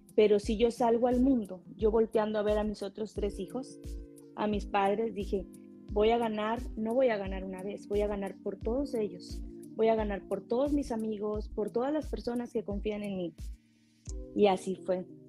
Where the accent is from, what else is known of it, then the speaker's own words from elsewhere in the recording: Tamaulipas, Mexico; now in California, United States; yo soy em, una mujer de Tamaulipas, nací en Tamaulipas, en México